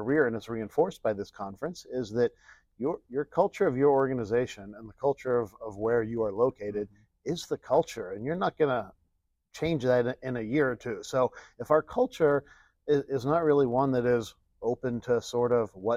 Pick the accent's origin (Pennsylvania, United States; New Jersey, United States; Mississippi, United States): Pennsylvania, United States; Pittsburgh; moved away as an adult; also born or lived in Chicago suburbs; I'm a guy who was born and raised in Pittsburgh, Pennsylvania